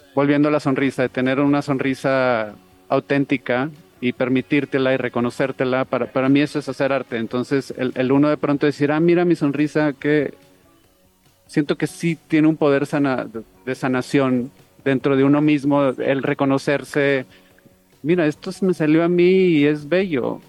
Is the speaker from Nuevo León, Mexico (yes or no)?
yes; Monterrey, Nuevo León, Mexico; yo soy de Monterrey